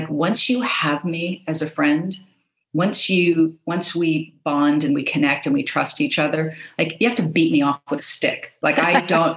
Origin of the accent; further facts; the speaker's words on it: Los Angeles, California, United States; I grew up in Los Angeles.